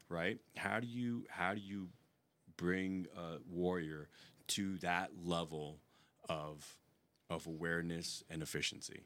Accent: New York, United States; moved away as an adult; I am from New York

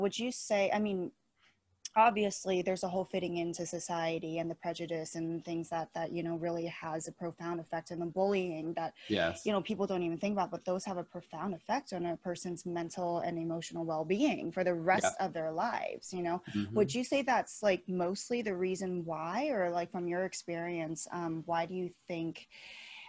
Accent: United States; as Asian American

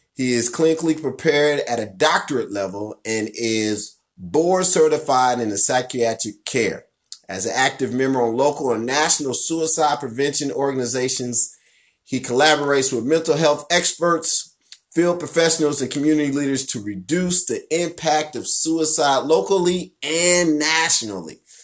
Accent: Wyandotte County, Kansas, United States; I'm from Wyandotte County, Kansas

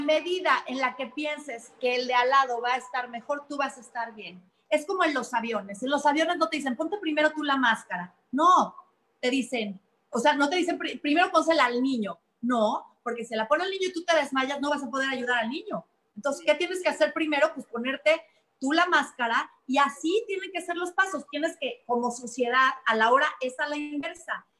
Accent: Mexico; como mexicanos

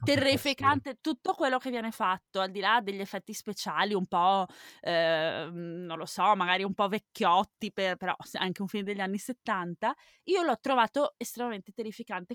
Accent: Veneto, Italy; now in Germany; dalle mie parti non intendo dove si parla latino, ma intendo dove si parla dialetto veneto

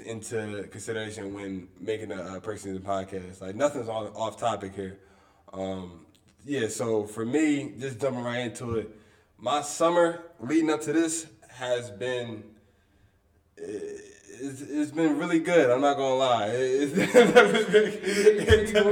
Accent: Wilmington, Delaware, United States; I'm also from Wilmington, Delaware. I'm from the inner city

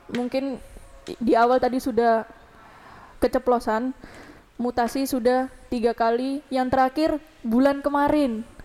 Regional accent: East Java, Indonesia; saya kan asalnya dari Jawa Timur jadi seneng-seneng

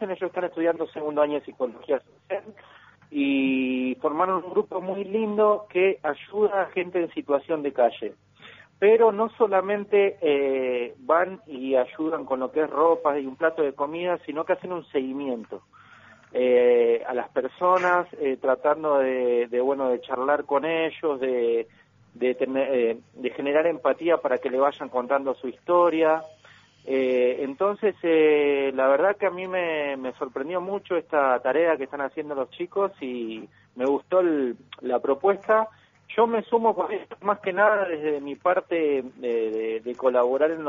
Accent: Comodoro Rivadavia, Chubut, Argentina; Yo soy de Comodoro Rivadavia y soy bailo de toda la vida, de los siete años. Siempre me dediqué a la danza.

